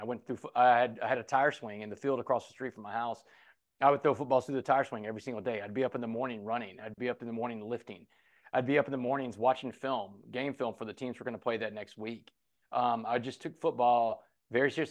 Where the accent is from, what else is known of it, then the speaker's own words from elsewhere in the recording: Port Arthur, Texas, United States; Port Arthur, Texas is a town I grew up